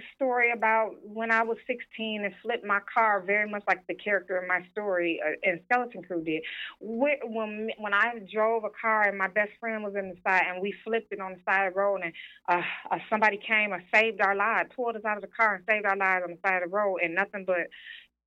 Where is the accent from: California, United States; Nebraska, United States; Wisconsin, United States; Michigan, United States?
Michigan, United States; Detroit; moved away; also born or lived in New York; growing up in Detroit was like, it was the blackest city in the country when I was growing up